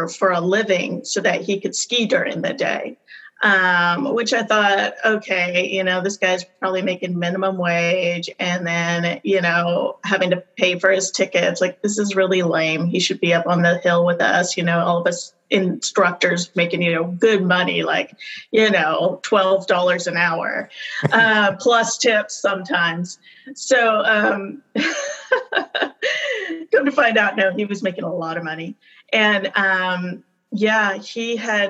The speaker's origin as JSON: {"language": "English", "region": "California", "country": "United States", "tie": "born or raised there", "also_born_or_lived": "Bishop, California / Mammoth Lakes, California / Tehachapi, California", "said": "I was raised in California, kind of high desert, born in Bishop and lived in Mammoth, kind of, you know, ski area. And then my family moved to little town Tehachapi."}